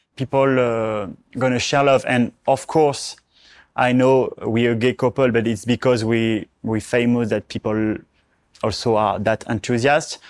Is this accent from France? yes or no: yes; Charleval, Provence-Alpes-Côte d'Azur, France; moved away; the place where I grew up